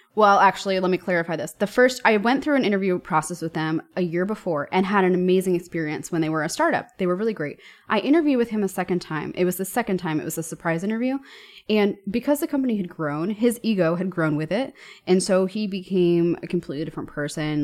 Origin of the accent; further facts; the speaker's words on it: New York, United States; moved away as an adult; now in Germany; I'm from New York